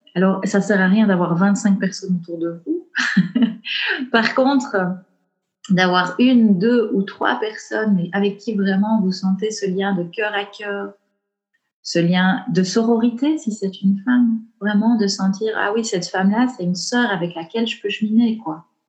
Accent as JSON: {"language": "French", "area": "Belgian Ardennes", "region": "Wallonia", "country": "Belgium", "tie": "born or raised there", "accent": "Belgian", "said": "je viens du fin fond de l'Ardenne belge, tu vois. Donc, j'ai grandi dans les bois."}